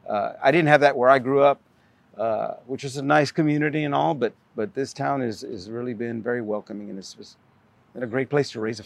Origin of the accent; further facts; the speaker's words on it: Kentucky, United States; now in Castroville, United States; Well, we came from Kentucky.